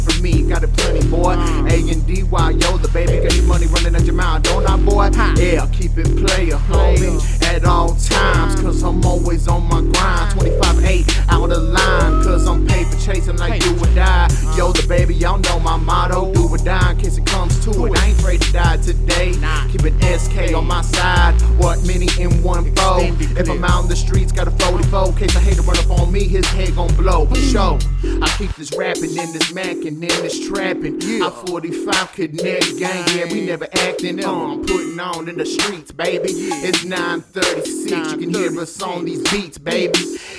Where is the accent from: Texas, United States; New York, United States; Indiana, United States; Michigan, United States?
Texas, United States; I represent from the north, but I'm from Texas, so I'm from the south.